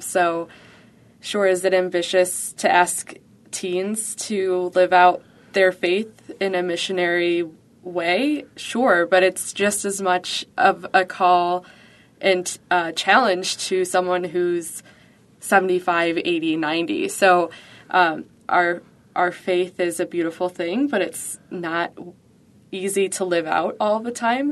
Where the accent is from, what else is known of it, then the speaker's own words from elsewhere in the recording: Buffalo, New York, United States; I was born and raised in Buffalo, so I've been here for the last twenty, almost twenty-four years.